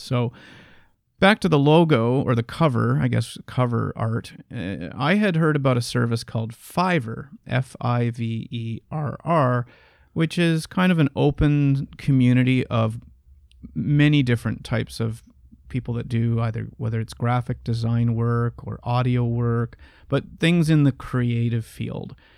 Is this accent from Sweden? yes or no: no; Canada; we are both Canadian